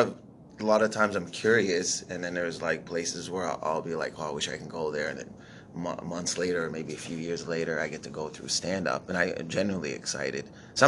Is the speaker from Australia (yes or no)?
no; Windsor, Ontario, Canada; moved away; when I go back to visit in Windsor, where I grew up, I try to talk in Arabic to my parents. So they, you know, so I still have the language.